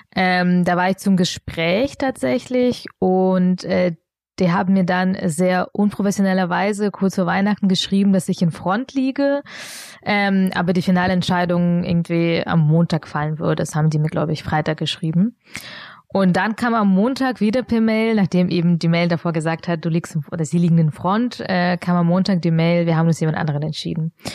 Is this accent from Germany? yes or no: yes; Augsburg, Bavaria, Germany; German is a second language; also born or lived in Munich; ich bin in Augsburg aufgewachsen